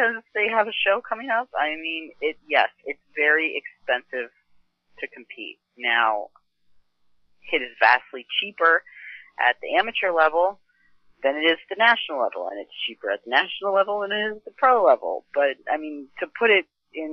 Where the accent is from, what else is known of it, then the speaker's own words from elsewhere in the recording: Lenhartsville, Pennsylvania, United States; I grew up in a farm in called Lenhartsville, Pennsylvania